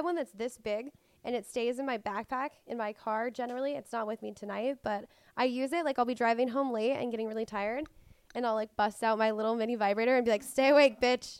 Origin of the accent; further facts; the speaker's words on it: Colorado, United States; now in Los Angeles, United States; I grew up in Colorado, but I moved here and like had my first joint